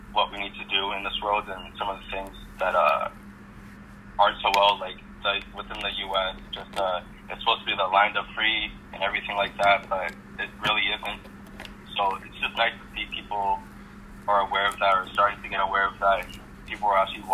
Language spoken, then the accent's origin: English; Vancouver, British Columbia, Canada; now in Victoria, Canada; I'm from Vancouver